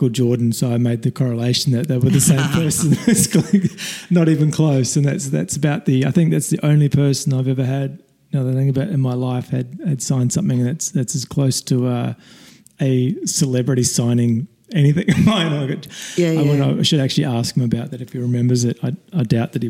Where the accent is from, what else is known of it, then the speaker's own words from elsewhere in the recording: Woodbury, Canterbury, New Zealand; When I was in the small town that I grew up in New Zealand, it's called Woodbury